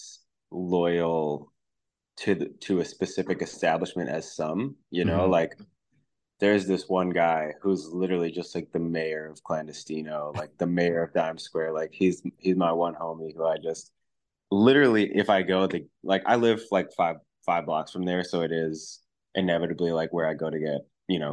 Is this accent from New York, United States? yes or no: yes; New York City, New York, United States; I grew up in Brooklyn, so I've always been in the city